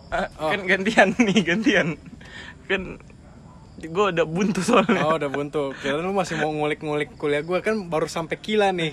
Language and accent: Indonesian; Kalimantan, Indonesia; gue gue tuh nggak bilang gue dari Kalimantan gue bilang gue dari Manado